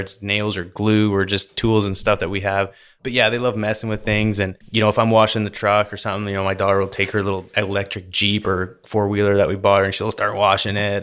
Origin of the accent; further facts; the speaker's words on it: Vernon, British Columbia, Canada; moved away as an adult; also born or lived in Calgary, Alberta; now in Houston, United States; So I was born in Calgary, and then when I was five, I moved out close to Vancouver, and then I was raised there, which, if anyone's familiar with British Columbia, I was raised in Vernon, British Columbia.